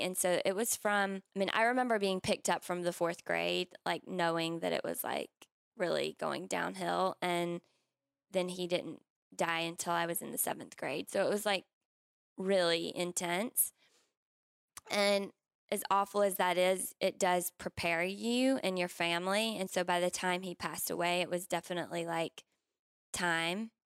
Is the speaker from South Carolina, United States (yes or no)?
yes; South Carolina, United States; I grew up in South Carolina